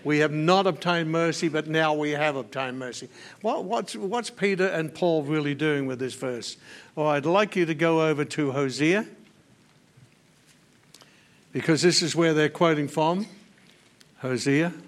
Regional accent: Australia; I'm an Australian by natural birth

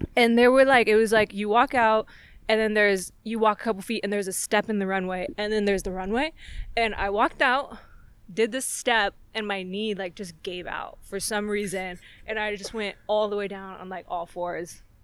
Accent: Fallbrook, California, United States; North San Diego, like Fallbrook is my hometown.

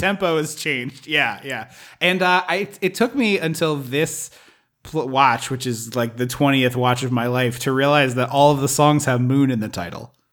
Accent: United States; I'm American

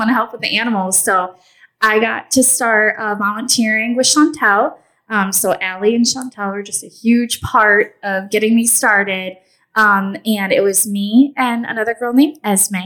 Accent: Michigan, United States; moved away as an adult; now in Tybee Island, United States; I grew up in Michigan.

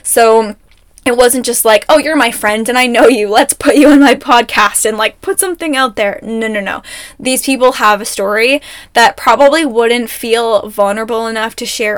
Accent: Ontario, Canada; now in Alberta, Canada; I'm from Ontario for the most part of my life, so excuse me if this is wrong, but Ontario uses salt trucks.

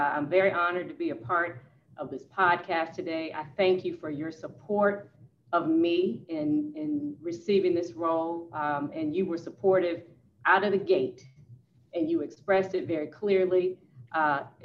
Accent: Petersburg, Virginia, United States; moved away; I hail from Petersburg, Virginia. So I graduated from a predominantly African-American city and high school

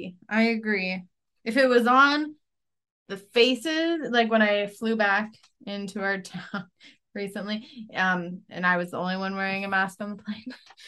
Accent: United States; also born or lived in Iowa; I'm from Washington. I'm from Washington.

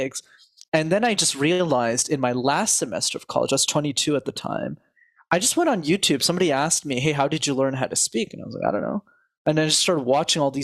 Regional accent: Montreal, Quebec, Canada; I grew up in Montreal, which is a city where you need to know how to speak French

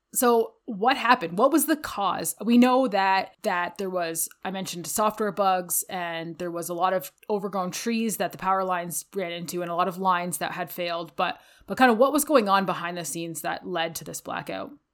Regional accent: Ontario, Canada; now in Calgary, Canada; growing up in Ontario, we experience a lot of thunderstorms living on the Great Lakes

